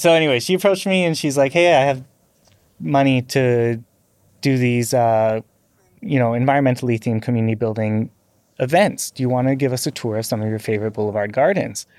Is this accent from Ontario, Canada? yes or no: no; North Vancouver, British Columbia, Canada; I grew up on the North Shore of, uh, Vancouver